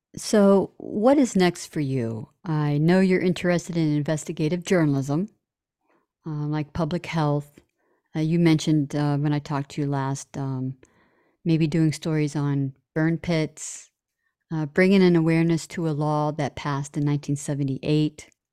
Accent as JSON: {"language": "English", "town": "Toledo", "region": "Ohio", "country": "United States", "tie": "born or raised there", "said": "my hometown of Toledo, Ohio"}